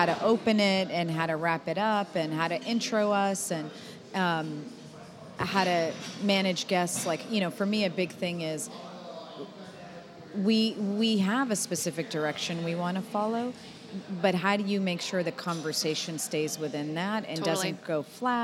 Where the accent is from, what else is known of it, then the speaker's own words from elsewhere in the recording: Boston, Massachusetts, United States; now in Texas, United States; I'm a Bostonian